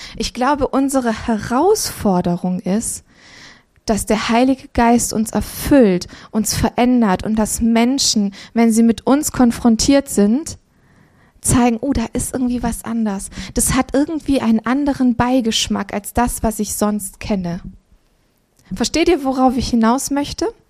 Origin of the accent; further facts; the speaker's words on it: Transylvania, Romania; moved away; wir sind in Transsilvanien geboren